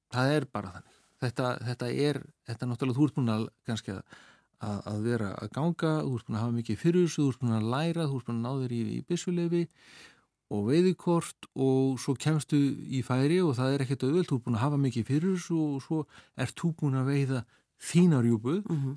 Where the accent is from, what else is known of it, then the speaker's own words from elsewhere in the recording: Akranes, Western Region, Iceland; ég elst upp sko við fjöruna upp á Skaga